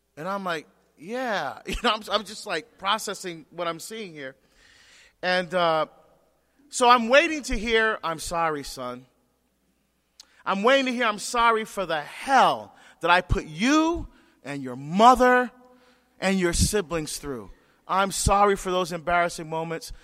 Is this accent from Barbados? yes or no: yes; Barbados; moved away; I'm from Barbados